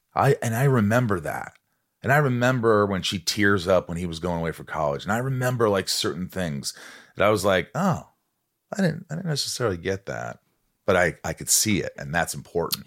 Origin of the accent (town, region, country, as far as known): Indiana, United States; born or raised there; also born or lived in New York